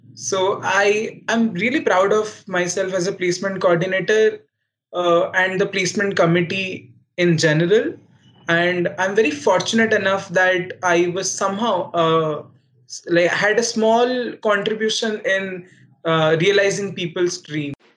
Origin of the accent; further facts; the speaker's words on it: Odisha, India; NIT Rourkela was uh, in my home state